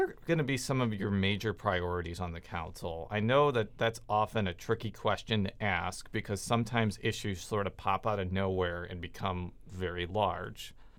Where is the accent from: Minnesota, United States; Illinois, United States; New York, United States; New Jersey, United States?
Illinois, United States; suburban Chicago; where I'm from in, uh, suburban Chicago